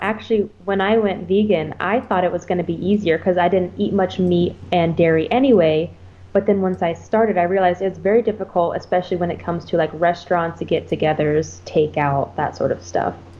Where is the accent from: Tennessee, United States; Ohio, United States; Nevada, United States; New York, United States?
Ohio, United States; moved away as an adult; also born or lived in Texas; now in Okinawa, Japan; I grew up in Ohio in the US and then I joined the military